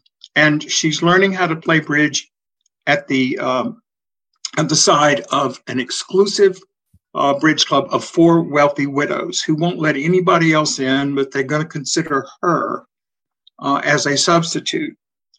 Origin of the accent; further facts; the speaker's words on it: Natchez, Mississippi, United States; It's actually a slightly tweaked version of my hometown of Natchez on the Mississippi.